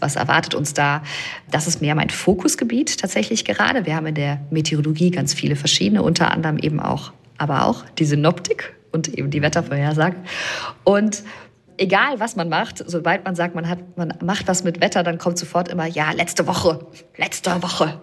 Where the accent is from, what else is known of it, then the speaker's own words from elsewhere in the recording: Germany; ich bin aus dem Rheinland